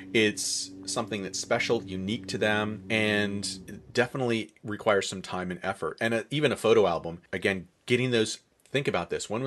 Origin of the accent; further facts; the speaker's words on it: North Country of New York, United States; I grew up in the North Country of New York, and snow was always a factor